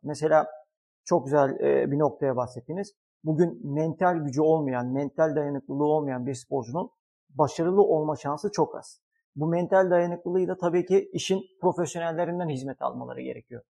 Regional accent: Istanbul, Turkey; 1981 İstanbul doğumluyum.

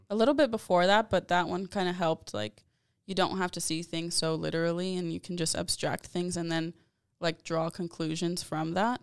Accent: San Antonio, Texas, United States; I'm born and raised in San Antonio, Texas

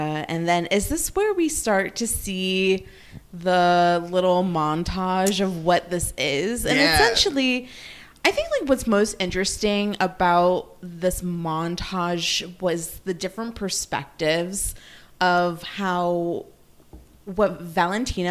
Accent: New Jersey, United States; also born or lived in Long Island; I have lived in New Jersey most of my life.

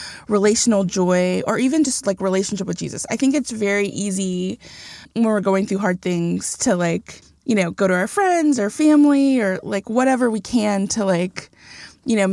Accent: Texas, United States; I'm so proud to have been born and raised here

